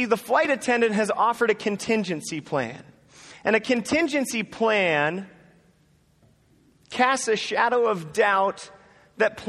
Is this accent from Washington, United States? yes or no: yes; Seattle, Washington, United States; moved away as an adult; now in Chicago, United States; I grew up in Seattle, Washington, and 7 years ago, I moved out to Chicago.